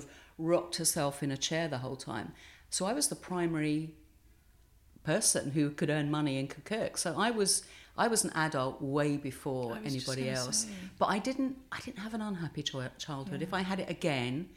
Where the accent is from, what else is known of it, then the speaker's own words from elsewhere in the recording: Bexleyheath, London, United Kingdom; I grew up in a council estate, two up, two down, in Bexley Heath in Kent